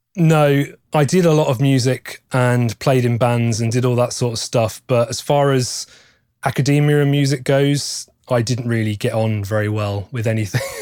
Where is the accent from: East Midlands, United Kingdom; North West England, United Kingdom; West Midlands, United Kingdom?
West Midlands, United Kingdom; Stratford-upon-Avon; moved away as an adult; now in Nottingham, United Kingdom; grew up in Stratford upon Avon, which is famous for being the birthplace of William Shakespeare